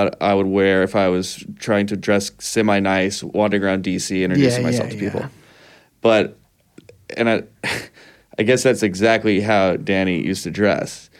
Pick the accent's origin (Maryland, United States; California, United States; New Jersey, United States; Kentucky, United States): Kentucky, United States; I'm from Kentucky.